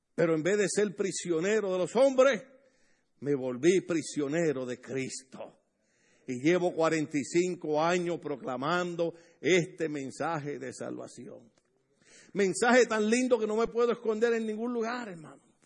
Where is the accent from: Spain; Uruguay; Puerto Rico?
Puerto Rico; accent: boricua; moved away as an adult; also born or lived in Bloomington, California; now in United States; En Puerto Rico usamos una expresión, los puertorriqueños hablamos bien raro